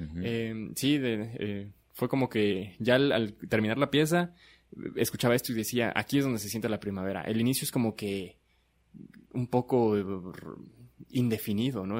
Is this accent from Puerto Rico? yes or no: no; Chiapas, Mexico; Somos este de Chiapas, radicamos en Comitán